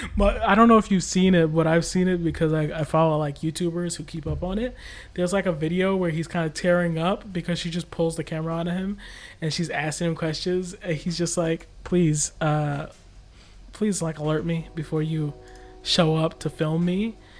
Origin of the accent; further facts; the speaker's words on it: United States; I'm American